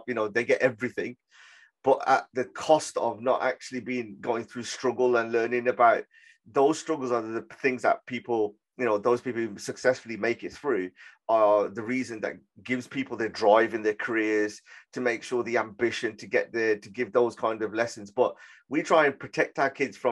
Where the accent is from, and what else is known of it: Birmingham, West Midlands, United Kingdom; born or raised there